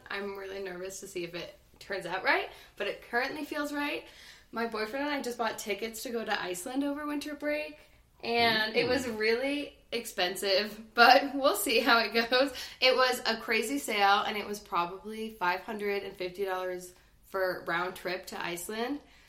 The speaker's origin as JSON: {"language": "English", "region": "New Jersey", "country": "United States", "also_born_or_lived": "Phoenix, United States", "said": "I'm from New Jersey, but I've lived in Phoenix most of my life, but I would rather say I'm from New Jersey than Phoenix."}